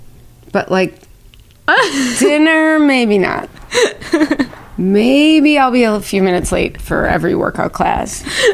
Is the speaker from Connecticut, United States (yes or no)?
no; Milwaukee, Wisconsin, United States; moved away as an adult; also born or lived in Minnesota / Boca Raton, Florida; now in New Jersey, United States; Oh, I'm from a suburb of Milwaukee, Wisconsin.